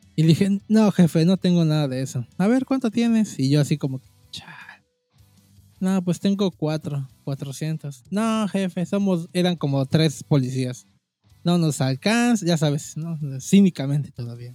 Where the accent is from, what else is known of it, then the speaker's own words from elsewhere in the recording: Cancún, Quintana Roo, Mexico; soy de la de Cancún